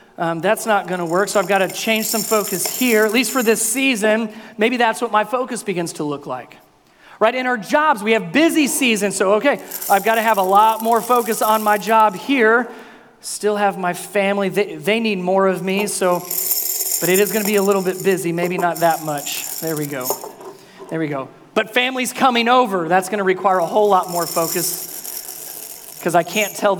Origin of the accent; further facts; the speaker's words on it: the North, United States; moved away; I'm a Yankee, I'm from the North